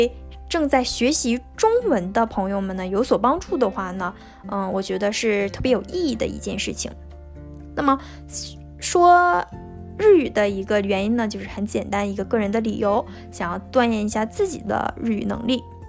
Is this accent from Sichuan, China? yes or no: no; Liaoning, China; moved away as an adult; now in Japan; 我是来自中国的留学生。二零一八年九月呢，第一次来到日本，现在呢，已经整整经过了两个年头。那么我的家乡呢是在中国北部的辽宁省